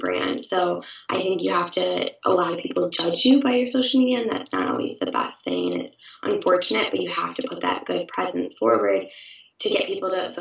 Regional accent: Saginaw, Michigan, United States; I'm originally from Saginaw, Michigan

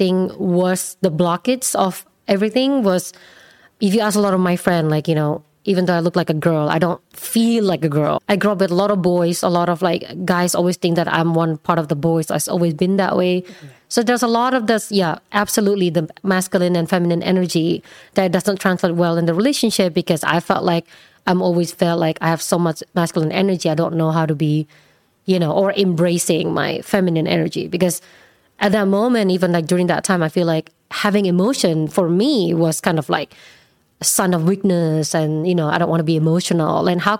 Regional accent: Indonesia; English is a second language; moved away as an adult; now in United States; Originally? Indonesia.

